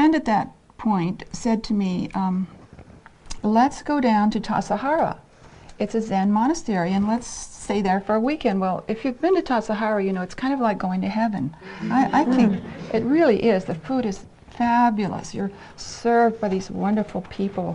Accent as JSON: {"language": "English", "region": "Ohio", "country": "United States", "moved": "yes", "said": "I'm from Ohio. I'm a Midwestern girl"}